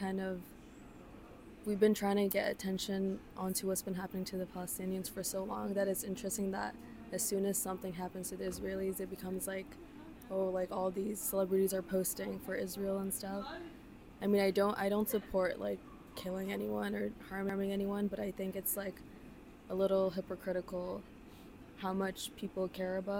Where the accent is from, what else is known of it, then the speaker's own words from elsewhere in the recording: Pakistan; I'm from Pakistan